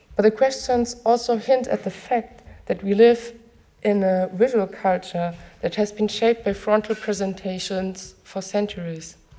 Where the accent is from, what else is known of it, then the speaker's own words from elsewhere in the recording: near Frankfurt, Hesse, Germany; I was growing up near Frankfurt